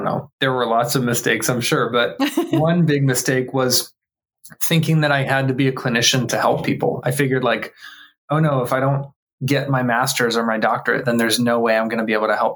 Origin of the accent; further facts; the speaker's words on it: Tampa, Florida, United States; I grew up here in Tampa, Florida